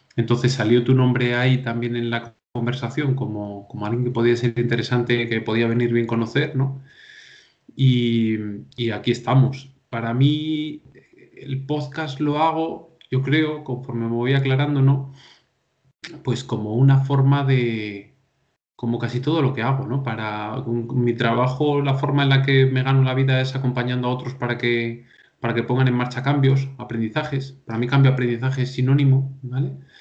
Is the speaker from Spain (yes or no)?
yes; Valencia de Don Juan, Castile and León, Spain; de un pueblo de León, soy originario, de Valencia Don Juan